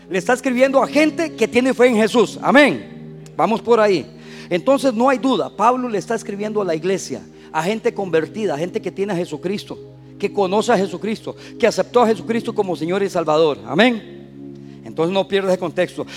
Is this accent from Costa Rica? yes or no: yes; Costa Rica; moved away; como buen tico